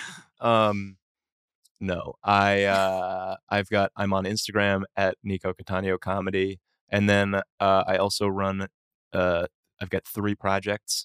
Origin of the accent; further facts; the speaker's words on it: Boston, Massachusetts, United States; I grew up, uh, in Boston